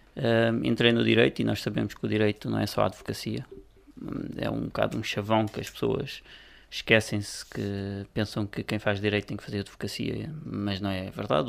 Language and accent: Portuguese; Cardosas, Lisbon, Portugal; não fui forçado a sair da minha terra, portanto continuo a residir, nasci, e continuo a residir na freguesia